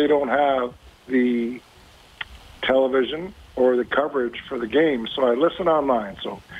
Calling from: Northwest Territories, Canada; you well from the Western Canadian Arctic.

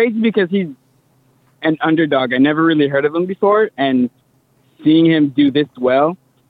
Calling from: Indio, California, United States; I'm calling from Indio, California.

